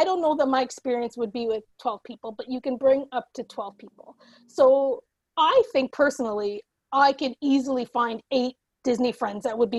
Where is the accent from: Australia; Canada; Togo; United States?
Canada; East Coast; we're on the East Coast and we're Canadian